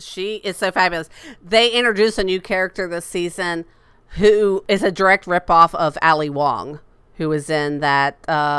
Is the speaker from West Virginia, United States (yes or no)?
no; Lakeland, Florida, United States; my hometown of Lakeland, Florida.